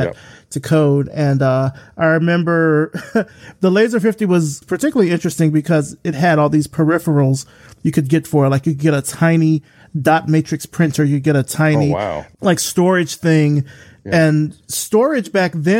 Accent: Selma, Alabama, United States; I'm from Selma, as most people know from the show, from Selma, Alabama

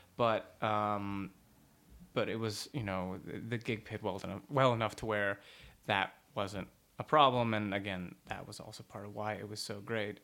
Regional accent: Dallas, Texas, United States; moved away; I'm from Dallas, Texas

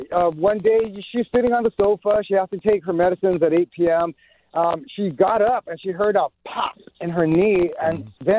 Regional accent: El Monte, California, United States; I grew up in El Monte, California. I'm an Angelino at heart, born and raised.

